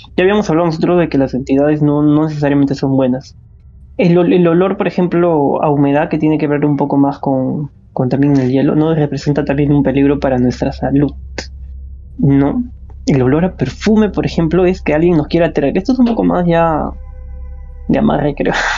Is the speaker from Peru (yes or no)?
yes; Peru; somos de Perú